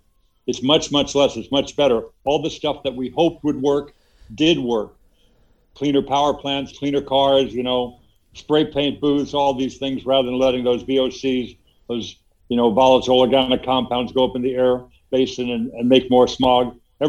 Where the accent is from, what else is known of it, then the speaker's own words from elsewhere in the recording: Los Angeles, California, United States; also born or lived in New York; I grew up in Los Angeles